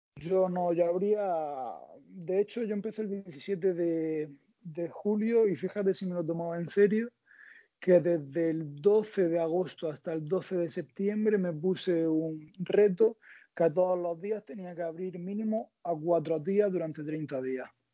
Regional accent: Almería, Andalusia, Spain; soy de Almería

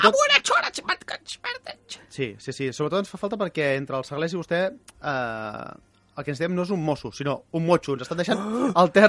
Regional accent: Badalona, Catalonia, Spain; Hòstia, és estrany que soc de Badalona però no controlo

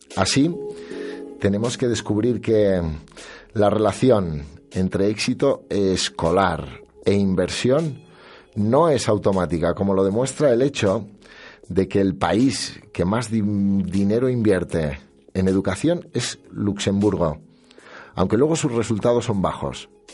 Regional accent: Castile and León, Spain; nuestro orgullo como castellano-leoneses

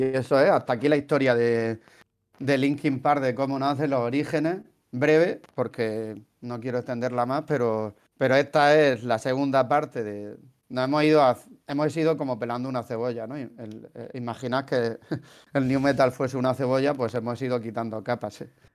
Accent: Region of Murcia, Spain; se, nota que soy de Murcia

